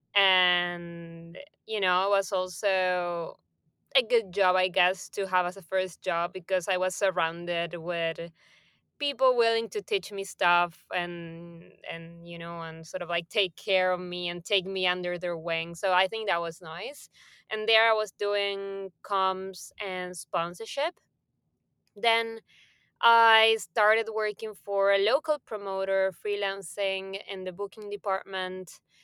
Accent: Buenos Aires, Argentina; moved away as an adult; now in Barcelona, Spain; I was born and raised in Buenos Aires, Argentina

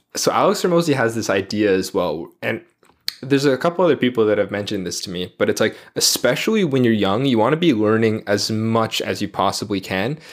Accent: Toronto, Ontario, Canada; I'm from Toronto originally.

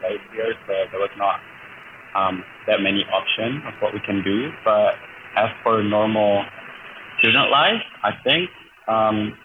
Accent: Bali, Indonesia; I'm from Bali originally. I was born and raised here

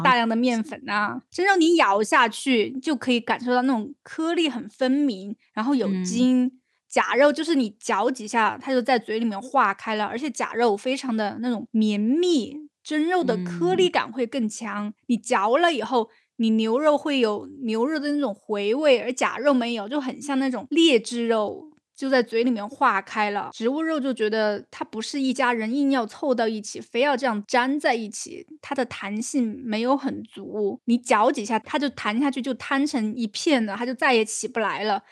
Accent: China; 好像也没有说我们中国人都是心脑血管高发的一个地方啊

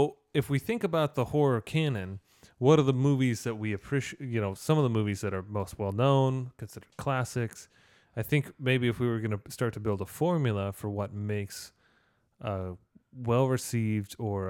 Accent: Canada; Saskatchewan. I'm Canadian.

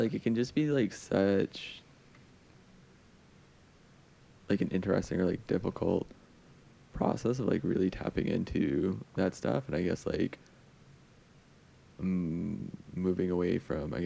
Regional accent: Alberta, Canada; I'm also from Alberta

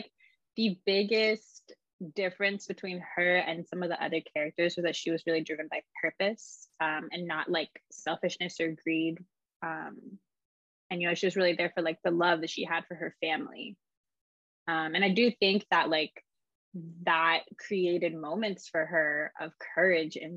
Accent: East Coast, United States; moved away; I'm from the East Coast.

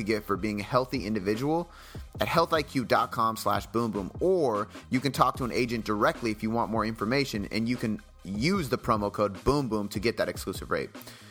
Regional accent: Ireland; Not only does my name literally mean helper in Gaelic, and I'm Irish, but that's what I do for a living, man.

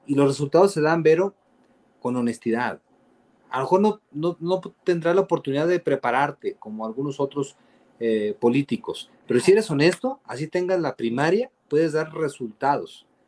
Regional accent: Mexico; nosotros como mexicanos

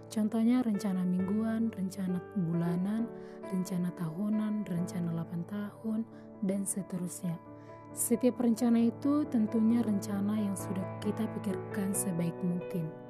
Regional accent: Toba, North Sumatra, Indonesia; Asal saya dari Kabupaten Tuba, Sumatera Utara.

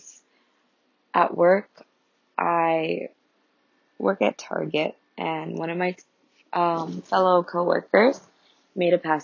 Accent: New York, United States; I am of Colombian and Cuban descent, and I was born and raised in New York

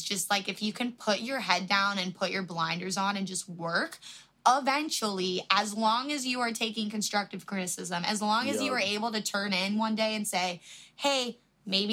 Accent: Florida, United States; we're both from Florida

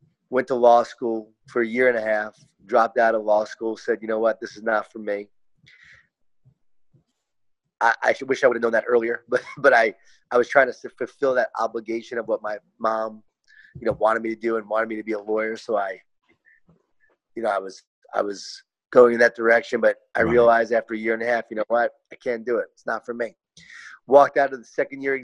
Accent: Long Island, New York, United States; I grew up in Long Island, New York, and Mom was a working mom.

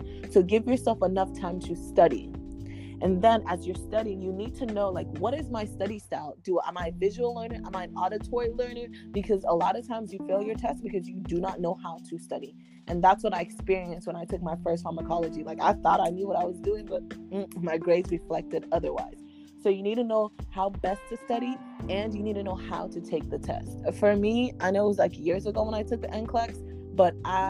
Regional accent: Nigeria; English is a second language; as a Nigerian who they're like, you must get best of your class. No, as someone who was reared like

